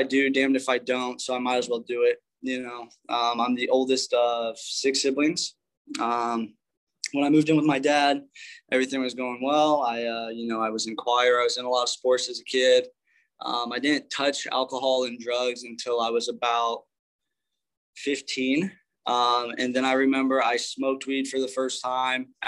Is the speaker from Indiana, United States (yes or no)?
yes; Indianapolis, Indiana, United States; I grew up in Indianapolis. That's where I'm originally from.